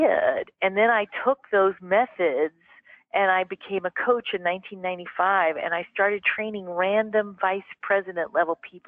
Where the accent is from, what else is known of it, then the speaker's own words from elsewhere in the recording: Mississippi, United States; moved away; I grew up in Mississippi, darling, in the 1960s